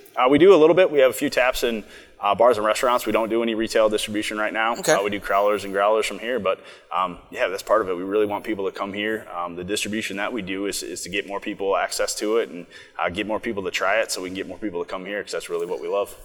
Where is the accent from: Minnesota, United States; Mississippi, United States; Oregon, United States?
Minnesota, United States; Coon Rapids; I'm from Minnesota. I'm from Coon Rapids, so I grew up kind of in the northern suburbs